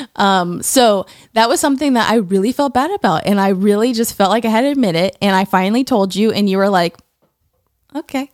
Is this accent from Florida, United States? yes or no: yes; Tallahassee, Florida, United States; I grew up in Tallahassee, Florida